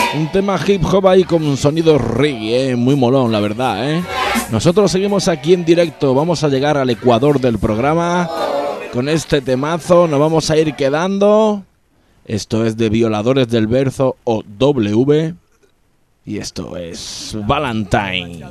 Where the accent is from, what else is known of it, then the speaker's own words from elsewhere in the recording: Málaga, Andalusia, Spain; De mi ciudad natal, Málaga